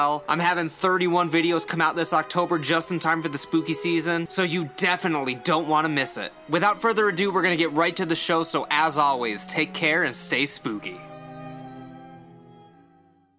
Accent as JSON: {"language": "English", "town": "Ashtabula", "region": "Ohio", "country": "United States", "tie": "born or raised there", "said": "growing up in Ashtabula"}